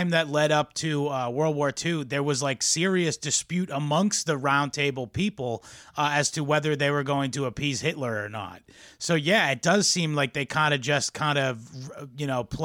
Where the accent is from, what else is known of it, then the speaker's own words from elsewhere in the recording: Boston, Massachusetts, United States; No, I'm from Boston.